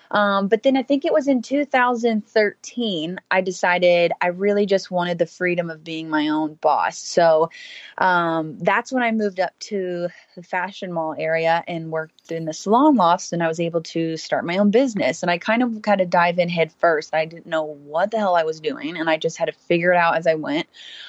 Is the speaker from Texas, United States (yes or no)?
yes; Houston, Texas, United States; So I grew up in Houston, Texas.